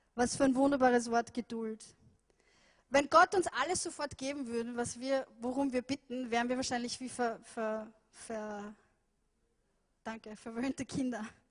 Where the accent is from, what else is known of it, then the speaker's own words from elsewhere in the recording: Vienna, Austria; ich bin ja in Wien aufgewachsen